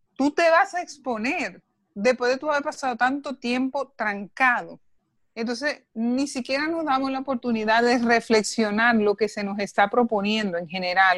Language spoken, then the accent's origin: Spanish; Dominican Republic